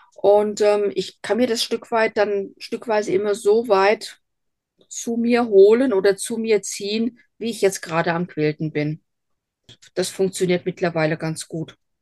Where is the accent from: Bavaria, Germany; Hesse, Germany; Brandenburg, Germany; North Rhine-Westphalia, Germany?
Hesse, Germany; accent: Hessian dialect; Ich bin Hessin durch und durch. Hochdeutsch ist mir nie gelegen. Also man wird mir meinen Dialekt immer irgendwo anhören. Ich bin auf einem kleinen Dorf groß geworden.